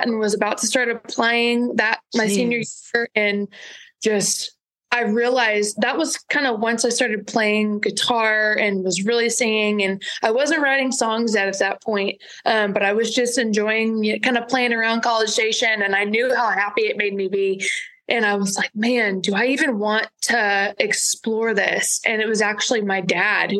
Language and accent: English; Shiner, Texas, United States; also born or lived in Gonzales, Texas; I was born just in Gonzales, about 20 miles down the road, and then moved to Shiner when I was in, I guess, third or fourth grade